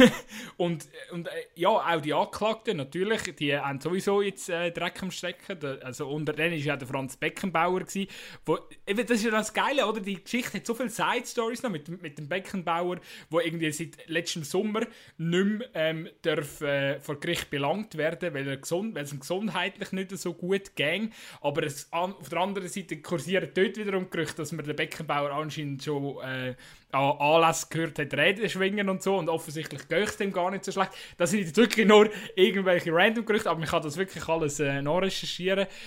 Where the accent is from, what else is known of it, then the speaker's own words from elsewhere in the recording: Switzerland; als Schweizer